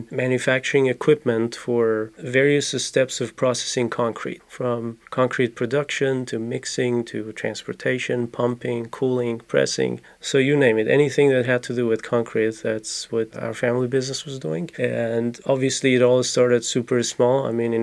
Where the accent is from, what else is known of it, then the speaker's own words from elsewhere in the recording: Iran; moved away as an adult; now in Gainesville, United States; I grew up in Iran, I came to the U.S. about 11 years ago.